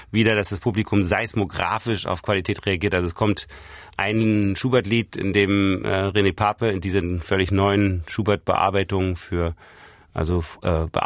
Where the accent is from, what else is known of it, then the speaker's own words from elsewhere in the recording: Berlin, Germany; Ich bin in Ost-Berlin aufgewachsen und da war es sehr, sehr ruhig